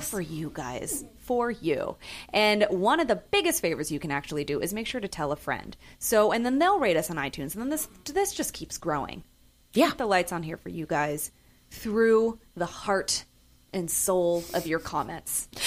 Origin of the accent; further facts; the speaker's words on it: San Francisco, California, United States; moved away; I'm from San Francisco